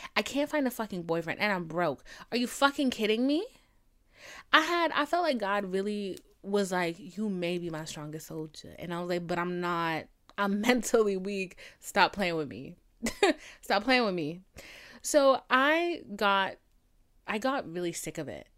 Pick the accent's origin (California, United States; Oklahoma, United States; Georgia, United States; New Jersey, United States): Georgia, United States; Atlanta; I'm from Atlanta